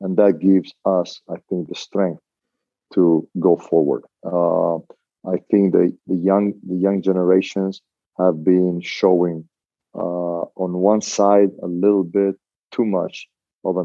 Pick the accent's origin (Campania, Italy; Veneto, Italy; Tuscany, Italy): Veneto, Italy; Venice; moved away; I grew up in Mestre and Venice